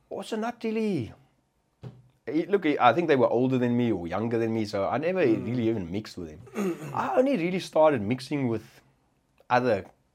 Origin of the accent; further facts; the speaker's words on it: Durban, KwaZulu-Natal, South Africa; and I grew up in Durban, so there wasn't really Afrikaans-speaking coloureds or blacks or whatever like that.